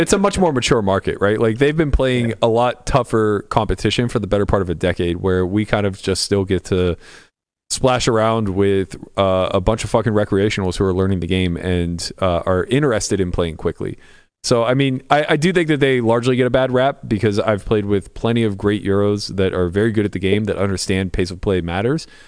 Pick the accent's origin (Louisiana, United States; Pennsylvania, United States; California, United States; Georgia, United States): Pennsylvania, United States; Pittsburgh; I grew up in Pittsburgh